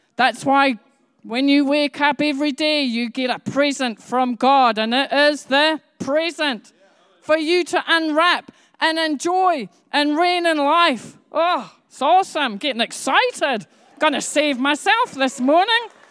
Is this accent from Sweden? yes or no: no; Edinburgh, Scotland, United Kingdom; I grew up in Edinburgh, and the nearest city to me was called Glasgow.